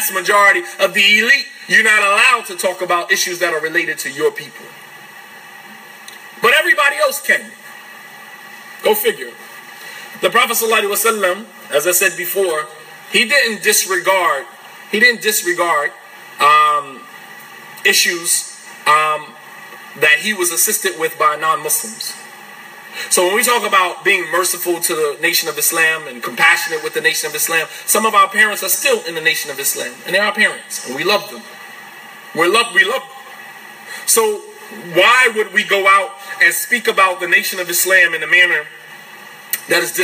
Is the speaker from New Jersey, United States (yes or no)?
yes; East Orange, New Jersey, United States; also born or lived in Saudi Arabia; I'm African American. I came from the slums of New Jersey, East Orange, New Jersey.